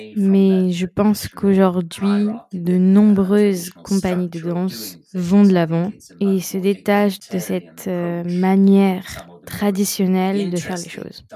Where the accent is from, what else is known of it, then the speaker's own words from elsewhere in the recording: Sweden; moved away as an adult; also born or lived in Soviet Union (Kyiv); chez moi en Suède, où j'étais.